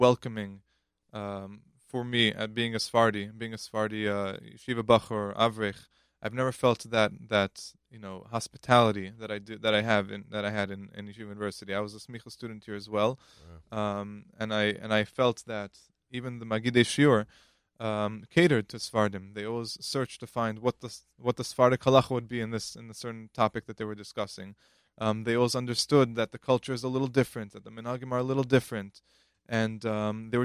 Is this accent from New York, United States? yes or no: yes; New York City, New York, United States; I'm originally from Queens